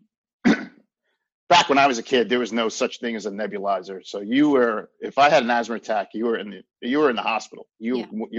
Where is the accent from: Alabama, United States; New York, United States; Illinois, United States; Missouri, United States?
New York, United States; Long Island; I grew up on Long Island, so we had lacrosse when I was a kid